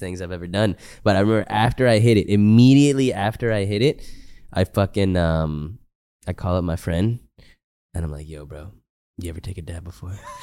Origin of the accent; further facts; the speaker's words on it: Texas, United States; I'm from Texas and it's, like, kinda humid out there